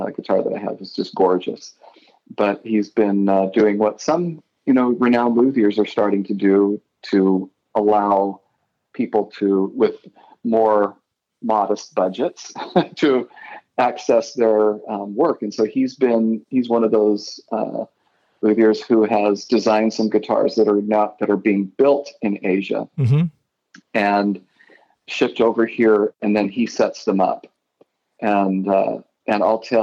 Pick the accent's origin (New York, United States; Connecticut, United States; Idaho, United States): Idaho, United States; moved away as an adult; also born or lived in Utah; now in Alexandria, United States; I grew up in Idaho and went to school in Utah